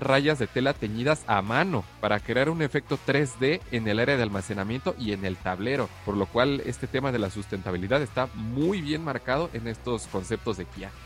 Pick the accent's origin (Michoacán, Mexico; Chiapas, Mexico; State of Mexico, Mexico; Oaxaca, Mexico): State of Mexico, Mexico; near Toluca; aquí en Toluca, en el Estado de México, casi casi en mi pueblo